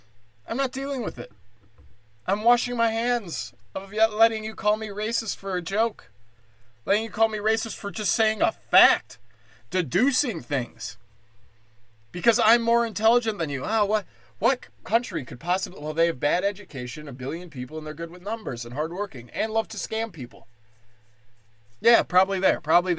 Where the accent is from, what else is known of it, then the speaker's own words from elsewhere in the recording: India; Well, I'm Indian, so I just get to decide what's racist.